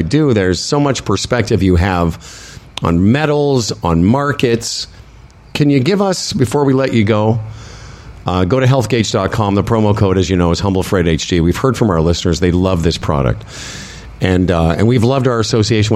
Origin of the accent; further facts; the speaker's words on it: Moose Jaw, Saskatchewan, Canada; we're both from Moose Jaw